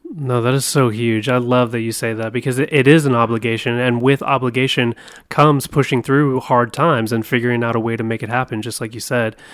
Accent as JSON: {"language": "English", "region": "Oregon", "country": "United States", "also_born_or_lived": "Southern California", "moved": "yes", "said": "I'm from Oregon. I'm from the Northwest."}